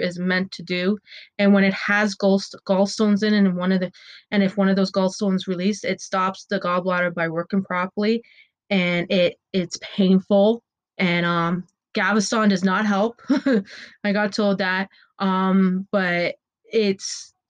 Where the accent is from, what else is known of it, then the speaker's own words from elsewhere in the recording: Ontario, Canada; we're in lockdown right now in Ontario, where I'm from. I'm from Canada